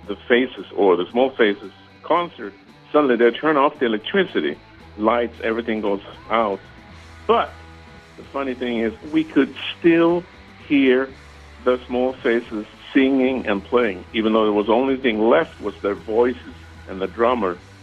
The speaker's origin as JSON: {"language": "English", "country": "Sweden", "tie": "born or raised there", "moved": "yes", "lives_now": "Emeryville, United States", "said": "I grew up in Sweden"}